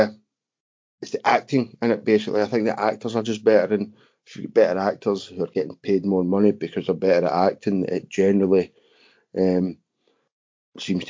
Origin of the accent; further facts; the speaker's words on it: Scotland, United Kingdom; accent: Scottish; being Scottish, your accent can be quite difficult to understand at times